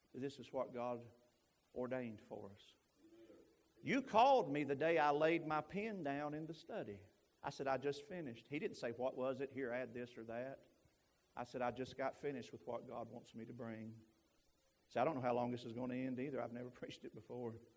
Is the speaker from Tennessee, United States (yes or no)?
yes; Knoxville, Tennessee, United States; moved away; I'm originally from Knoxville, Tennessee.